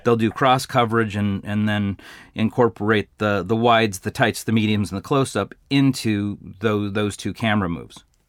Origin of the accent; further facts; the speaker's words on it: Glendora, California, United States; I was born and raised in Glendora